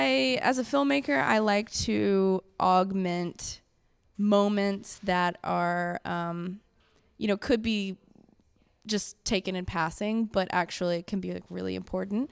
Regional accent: the Bible Belt, the South, United States; I'm from the Bible Belt.

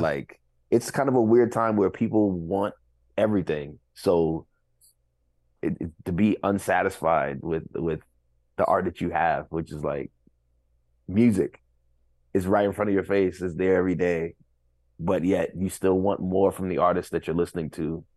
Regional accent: New York City, New York, United States; to say that I'm from Flatbush

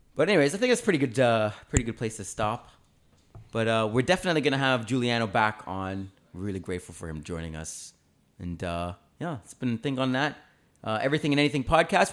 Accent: Canada

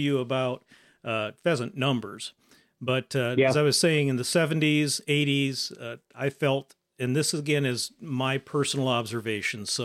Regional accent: Northeast Nebraska, United States; I grew up in Northeast Nebraska

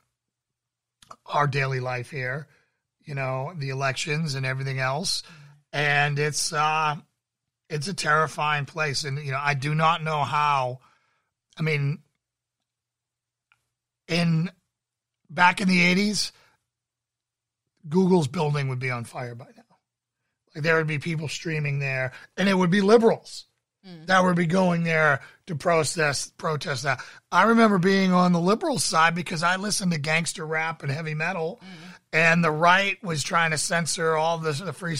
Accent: Massachusetts, United States; I grew up in Massachusetts

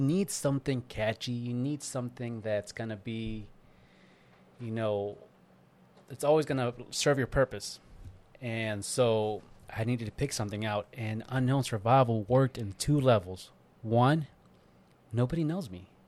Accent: East Coast, United States; moved away; I'm from East Coast

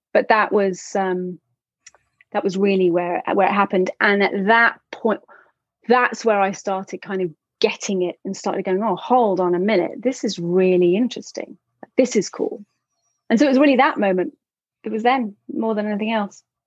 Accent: London, United Kingdom; I am from London

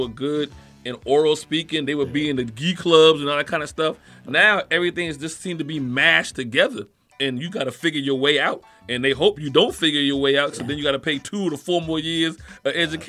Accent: South Carolina, United States; I'm from South Carolina.

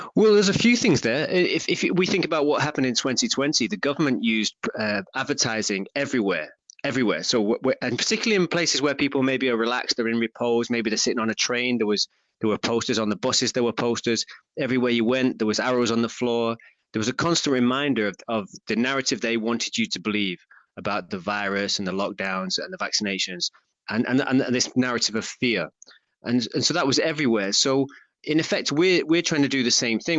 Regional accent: Stockport, North West England, United Kingdom; I'm from Stockport, just down the road from Manchester.

